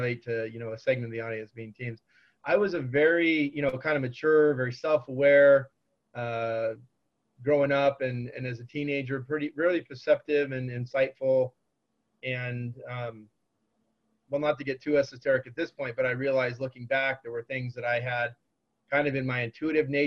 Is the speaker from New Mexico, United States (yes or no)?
no; Orange County, California, United States; also born or lived in San Diego; I grew up in Orange County and chose UC San Diego because I loved the area. I didn't want to leave Southern California